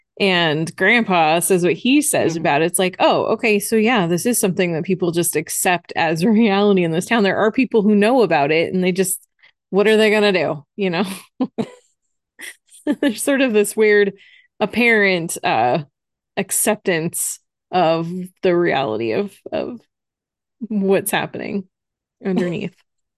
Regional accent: Phoenix, Arizona, United States; We're from Phoenix. We're awesome people.

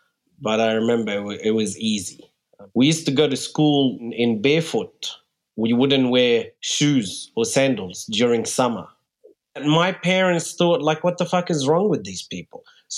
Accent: Saudi Arabia; born there; also born or lived in Egypt / New Zealand / Australia / Germany; I was born in Saudi Arabia and then moved to Egypt, then New Zealand, then Australia.

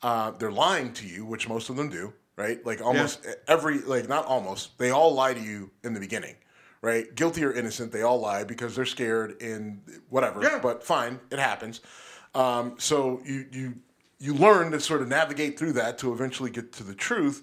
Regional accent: Youngstown, Ohio, United States; Youngstown, my hometown.

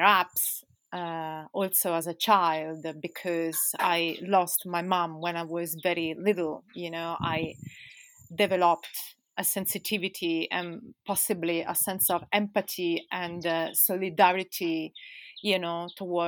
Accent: Italy; also born or lived in London, United Kingdom; now in Spain; I'm from Italy.

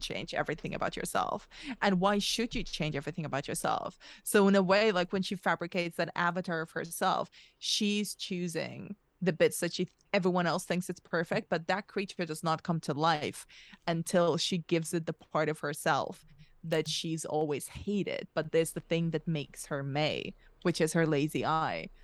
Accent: Spain; now in United Kingdom; I was moved to Spain as a very young kid and grew up in between two very, very radically different cultures, which is my parents are Russian, I grew up in Spain

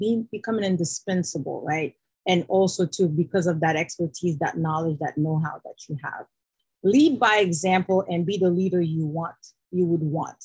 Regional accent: Haiti; moved away; I'm originally from Haiti

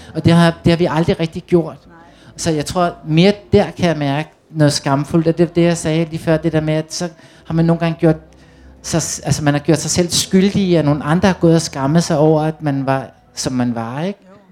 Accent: Copenhagen, Capital Region of Denmark, Denmark; gik rundt ude på Amager, ude i Reberbængade, hvor jeg voksede op

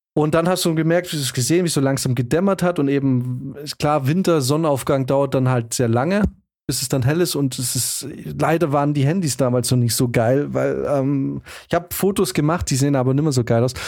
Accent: Germany; als Deutsche

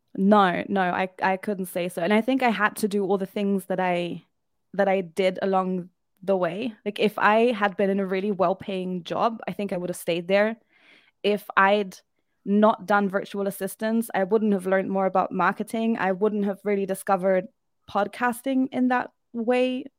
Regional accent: Germany; moved away as an adult; also born or lived in United Kingdom; now in Albania; I am from Germany.

